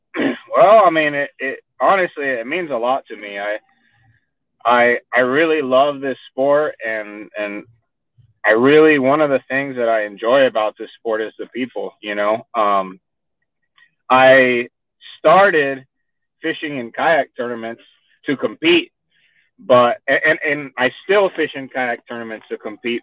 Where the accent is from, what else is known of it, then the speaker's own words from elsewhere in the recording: Miami, Florida, United States; accent: Texan; moved away as an adult; also born or lived in San Juan, Puerto Rico / Fort Worth, Texas; now in Texas, United States; I was born in, in San Juan, Puerto Rico, and uh, I grew up in Miami, Florida